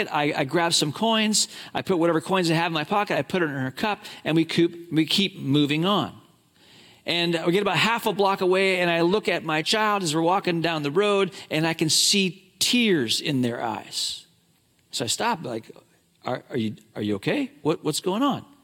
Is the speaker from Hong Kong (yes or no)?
yes; Hong Kong; I grew up in China grew up in Hong Kong.